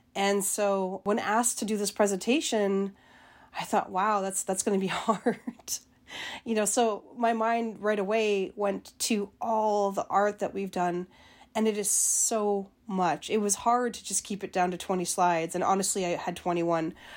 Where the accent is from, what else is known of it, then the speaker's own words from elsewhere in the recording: Winnipeg, Manitoba, Canada; moved away as an adult; also born or lived in George Gordon First Nation, Saskatchewan / Fredericton, New Brunswick; now in Iowa City, United States; I grew up in Winnipeg, Manitoba, not too far from there.